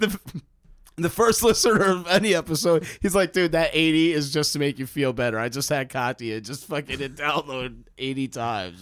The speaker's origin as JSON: {"language": "English", "town": "New York City", "region": "New York", "country": "United States", "tie": "born or raised there", "also_born_or_lived": "Bronx / Queens / New Jersey", "moved": "yes", "said": "I grew up in Manhattan."}